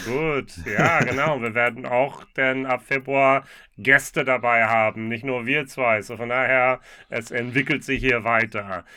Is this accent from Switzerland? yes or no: no; United States; now in Germany; für mich als Amerikaner